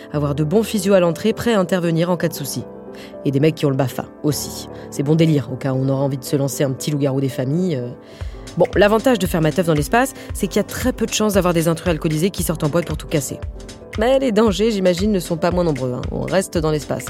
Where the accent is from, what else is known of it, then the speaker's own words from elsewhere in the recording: France; comme je suis pas du tout américaine, en tant que française